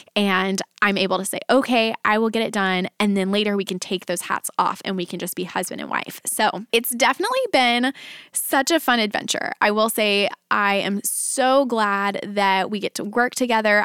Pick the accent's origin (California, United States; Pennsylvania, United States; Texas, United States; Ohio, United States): Texas, United States; Dallas; moved away as an adult; now in Nashville, United States; we were both born and raised in the Dallas area, and we uprooted our family and moved to Nashville.